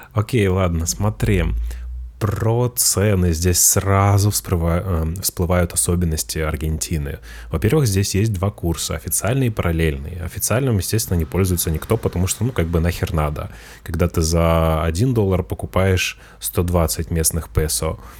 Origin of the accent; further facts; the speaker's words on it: Russia; now in Spain; я русский